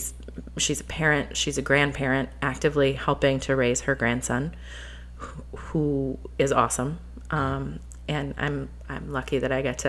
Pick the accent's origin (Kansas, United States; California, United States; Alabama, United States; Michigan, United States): Michigan, United States; Flint; Look at where we're from. We're from Flint.